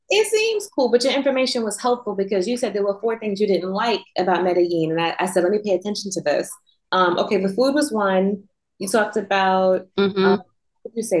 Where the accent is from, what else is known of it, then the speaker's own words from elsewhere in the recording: New York, United States; moved away; I'm from New York, born and raised